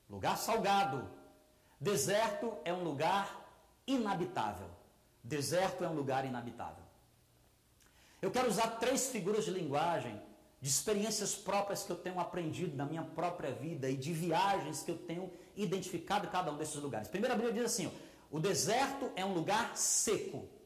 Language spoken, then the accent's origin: Portuguese; Fortaleza, Ceará, Brazil; now in Roraima, Brazil; eu sou nordestino, eu sou fortalezense.